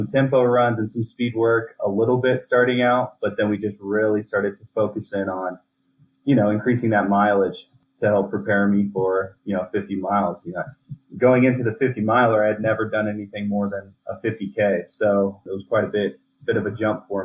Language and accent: English; Indiana, United States; moved away as an adult; now in Colorado, United States; I come from Indiana